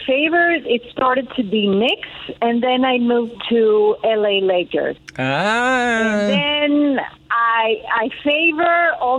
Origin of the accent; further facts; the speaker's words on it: Athens, Attica, Greece; also born or lived in Queens, New York; we moved back to Greece. And we reside in Athens. I grew up in Athens. I went to school in Athens, but I was bilingual because my mom always wanted us to not forget English.